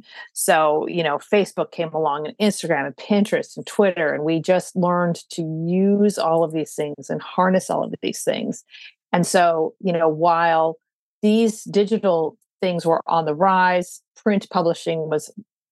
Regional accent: California, United States; moved away as an adult; also born or lived in Boston; now in New York, United States; I grew up in California, went to school in Boston, met a New Yorker and ended up in New York

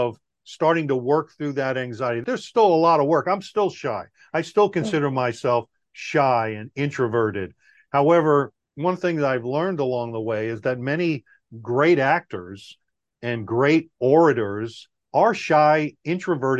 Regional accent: Long Island, New York, United States; moved away as an adult; also born or lived in Guam; I grew up in Long Island, New York.

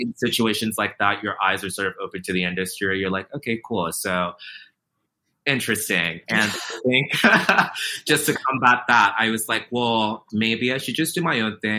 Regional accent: Nigeria; also born or lived in Virginia, United States; now in New York City, United States; growing up in Nigeria, living in a place like Virginia

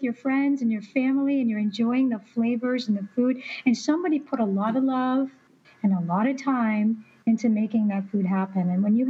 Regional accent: Illinois, United States; now in Arizona, United States; Yeah, southern Illinois, by Carbondale.

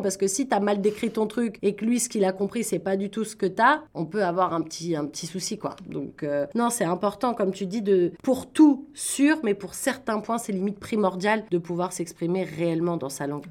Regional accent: Paris, Île-de-France, France; now in Toronto, Canada; moi je viens de Paris

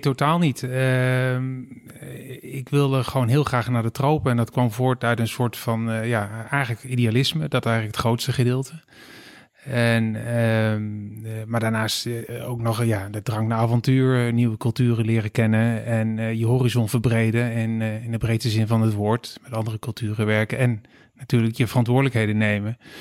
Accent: Steenderen, Gelderland, Netherlands; moved away as an adult; also born or lived in Rotterdam / Amsterdam; Ik ben opgegroeid in Steeneren. Wie kent het niet? Dat is een klein dorpje in de Achterhoek

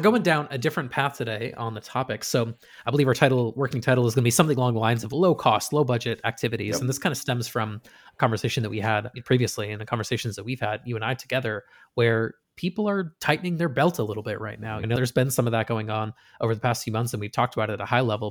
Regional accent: Western Massachusetts, United States; moved away; growing up in Western Mass

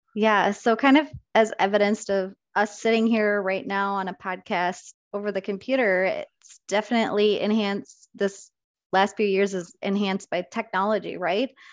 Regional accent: Rochester, Minnesota, United States; I was born and raised in Rochester, and I worked at Mayo Clinic

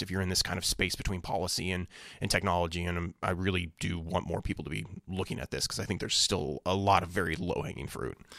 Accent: Springfield, Illinois, United States; I'm from Springfield, Illinois

